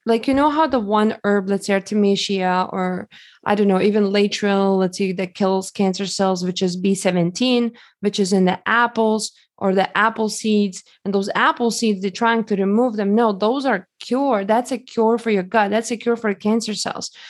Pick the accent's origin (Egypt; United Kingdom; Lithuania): Lithuania; now in United States; I grew up in Lithuania, and, uh, when I came to United States